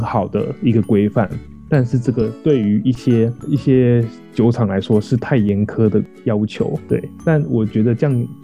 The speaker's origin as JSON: {"language": "Chinese", "country": "Taiwan", "said": "我乡下人啊， 我乡下人， 所以乡下的就是不管时间过多久，超商都很难找这样子"}